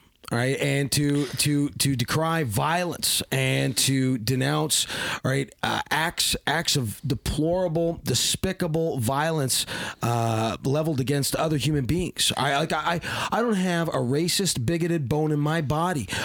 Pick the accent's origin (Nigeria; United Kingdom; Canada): Canada; I'm still Canadian